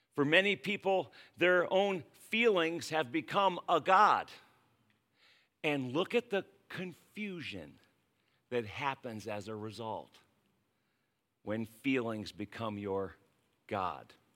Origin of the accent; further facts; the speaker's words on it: United States; as an American